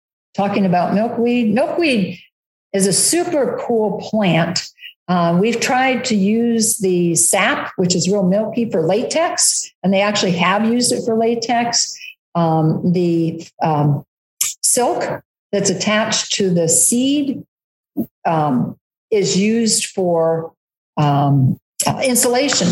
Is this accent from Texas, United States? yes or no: no; Ohio, United States; now in Kansas, United States; cornfields, like where I grew up in Ohio